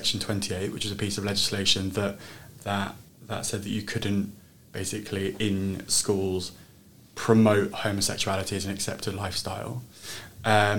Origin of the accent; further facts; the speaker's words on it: Jersey; moved away as an adult; also born or lived in Hackney, London; now in London, United Kingdom; I was born and raised in Jersey